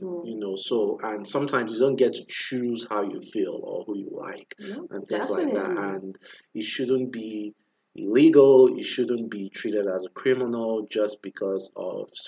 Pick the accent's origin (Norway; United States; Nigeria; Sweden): Nigeria; I grew up in Nigeria